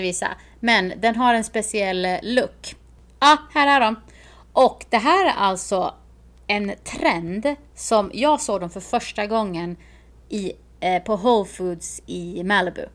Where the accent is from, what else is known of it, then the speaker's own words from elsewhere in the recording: Sweden; moved away; när jag var hemma i Sverige